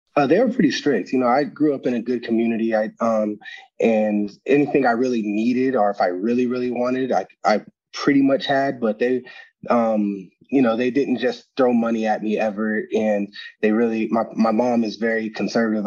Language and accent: English; Arizona, United States; get to play home in my hometown